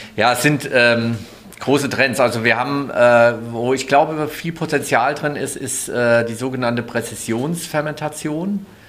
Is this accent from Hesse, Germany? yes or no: yes; Hesse, Germany; komme aus Hesse